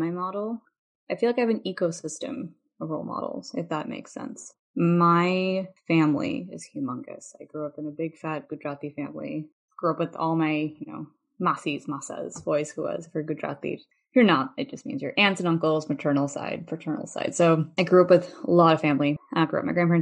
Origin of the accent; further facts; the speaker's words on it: Chicago, Illinois, United States; I grew up in Chicago